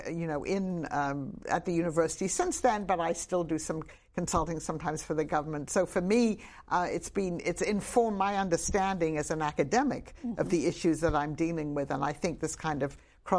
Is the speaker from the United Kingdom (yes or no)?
yes; England, United Kingdom; I grew up in England, and I took a boat from London to Leningrad, as it then was. I didn't speak a word of Russian